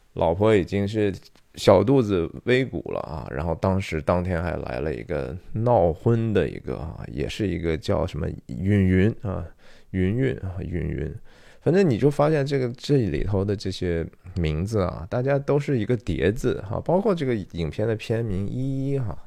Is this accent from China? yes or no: yes; China; 我们中国人的家庭是怎么样的